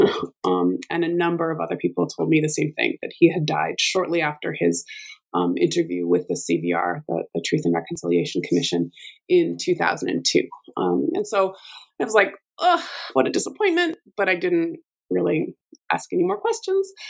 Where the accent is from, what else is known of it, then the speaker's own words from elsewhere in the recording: Alberta, Canada; I'm from Alberta and I have the amazing fortune of uh, working at, uh, in the same place that I grew up